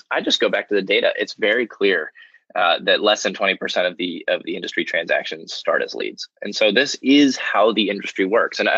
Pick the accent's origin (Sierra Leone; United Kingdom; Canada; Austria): Austria; I grew up I grew up in Austria, just outside Vienna